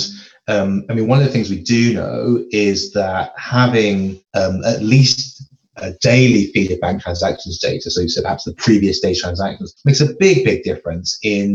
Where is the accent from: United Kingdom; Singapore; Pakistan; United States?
United Kingdom; London; moved away as an adult; now in Edinburgh, United Kingdom; I actually grew up in London.